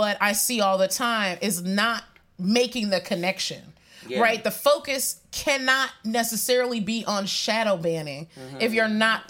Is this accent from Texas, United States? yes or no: no; Severn, Maryland, United States; also born or lived in Puerto Rico; I'm from Severn, Maryland, and quasi Puerto Rico as well.